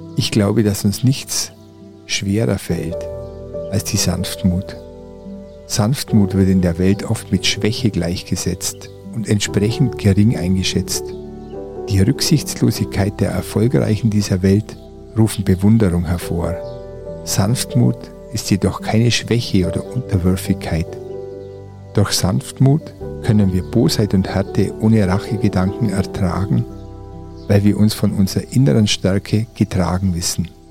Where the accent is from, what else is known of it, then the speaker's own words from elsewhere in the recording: Oberallgäu, Bavaria, Germany; moved away; Meine Heimat, das Oberallgäu